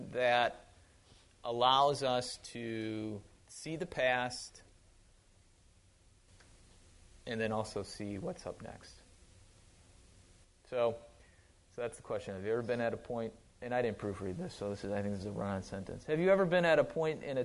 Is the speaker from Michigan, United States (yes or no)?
no; Wisconsin, United States; moved away; I grew up in Wisconsin. Yeah, if I still have the accent, it's, yeah, don't be fooled. I do drink out of bubblers, yep. I drink pop, not soda.